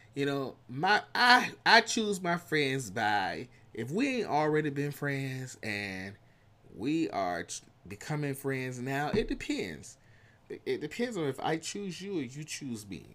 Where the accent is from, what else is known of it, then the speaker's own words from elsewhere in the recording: United States; accent: country; my country accent, my country twain's coming out